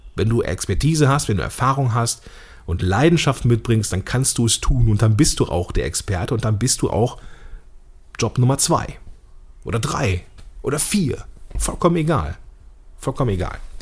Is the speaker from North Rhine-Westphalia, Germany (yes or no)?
yes; Langenfeld, North Rhine-Westphalia, Germany; Ich komme hier aus Langfeld